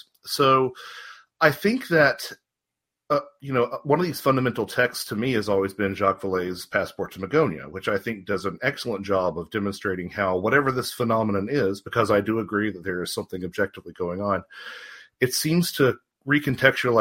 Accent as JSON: {"language": "English", "region": "North Carolina", "country": "United States", "tie": "born or raised there", "also_born_or_lived": "Wisconsin / Georgia", "moved": "as an adult", "lives_now": "Marietta, United States", "said": "I was raised in North Carolina, about 20 minutes north of Charlotte"}